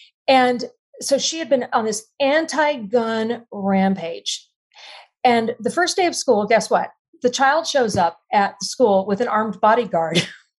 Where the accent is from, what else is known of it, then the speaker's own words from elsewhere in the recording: Texas, United States; You know, I'm in Texas and I grew up just outside Austin in a very small town.